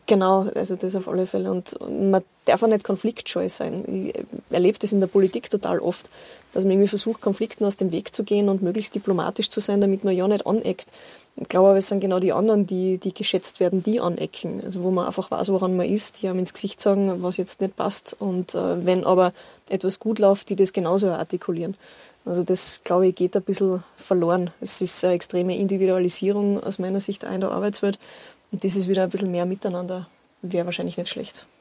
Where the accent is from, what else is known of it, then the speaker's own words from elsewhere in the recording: Großgmain, Salzburg, Austria; in meiner Heimatgemeinde in Großgemein